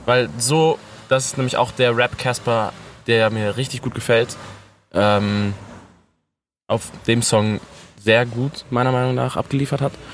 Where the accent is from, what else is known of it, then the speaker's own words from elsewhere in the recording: North Rhine-Westphalia, Germany; dass ich aus Ostwestfalen komme